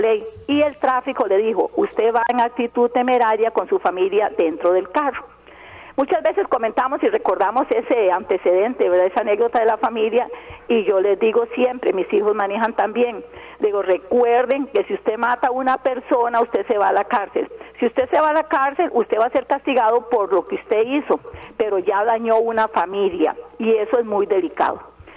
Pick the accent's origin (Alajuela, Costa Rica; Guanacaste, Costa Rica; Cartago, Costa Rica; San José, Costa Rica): Alajuela, Costa Rica; yo soy de Alajuela y conozco muy bien a calle ancha